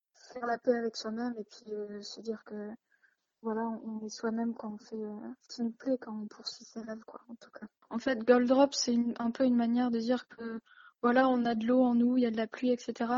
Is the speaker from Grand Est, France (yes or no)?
no; Lille, Hauts-de-France, France; je suis née à Lille